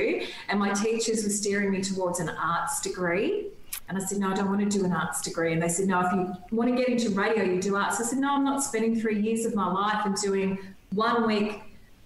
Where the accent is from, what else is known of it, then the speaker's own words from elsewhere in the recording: Wangaratta, Victoria, Australia; moved away as an adult; also born or lived in Horsham; now in Melbourne, Australia; my hometown. I was born and bred in Wangaratta